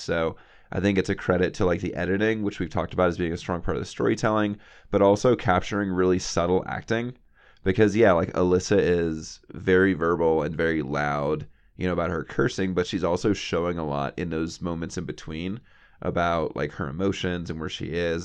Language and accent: English; the South, United States; I grew up in the South